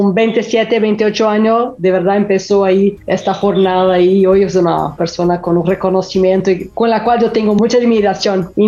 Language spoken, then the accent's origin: Spanish; São Paulo, Brazil; Spanish is a second language; Yo soy brasileña, nací en São Paulo y he vivido acá toda mi vida